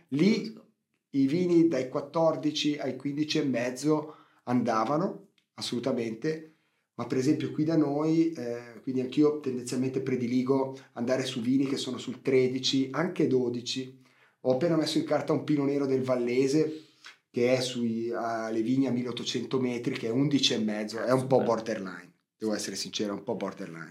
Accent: Ticino, Switzerland; io da svizzero

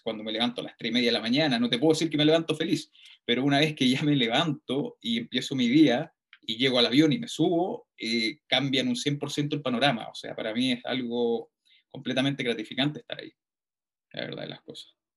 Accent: Puente Alto, Santiago Metropolitan Region, Chile; yo nací, nacido y criado en Puente Alto

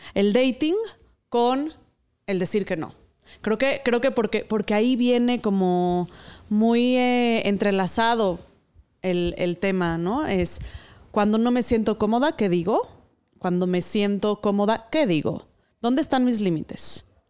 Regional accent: Mexico; la cultura sumisa de la que provenimos siendo la mexicana, en mi caso

